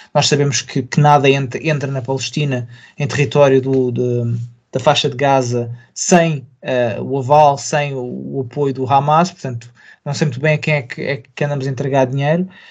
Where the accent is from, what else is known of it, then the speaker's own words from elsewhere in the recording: Portugal; preocupa-me como português, preocupa-me como europeu